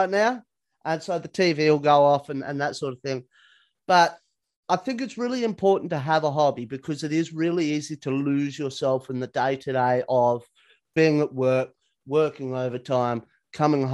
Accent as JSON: {"language": "English", "town": "Perth", "region": "Western Australia", "country": "Australia", "moved": "yes", "lives_now": "Sydney, Australia", "said": "I'm originally from Perth on the West Coast."}